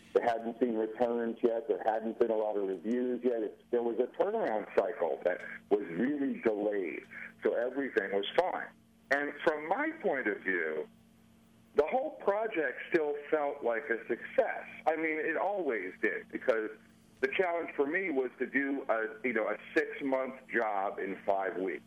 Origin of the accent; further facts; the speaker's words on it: United States; moved away; also born or lived in Colorado / Philadelphia, Pennsylvania / New Jersey; I was born in Colorado, but I only spent 2 weeks there, and then I went right out to New Jersey, and My dad was from North Jersey, and my mother was from Philly, so I spent about half my childhood in Philly.